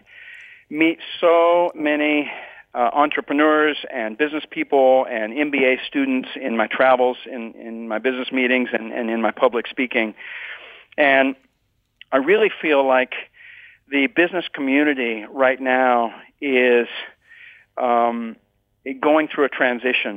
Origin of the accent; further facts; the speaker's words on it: Texas, United States; moved away as an adult; also born or lived in Nicaragua; now in Bay Area, United States; I was born and raised in Texas, and then I went off to Nicaragua for 11 years